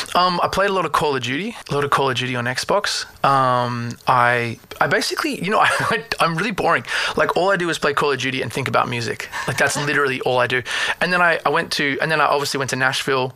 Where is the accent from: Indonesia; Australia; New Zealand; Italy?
Australia; I'm Australian